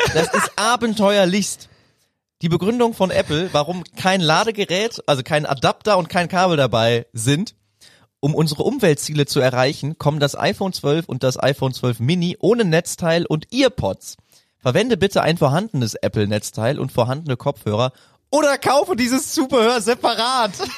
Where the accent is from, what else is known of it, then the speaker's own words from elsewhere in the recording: Bonn, North Rhine-Westphalia, Germany; ich komme ja aus Bonn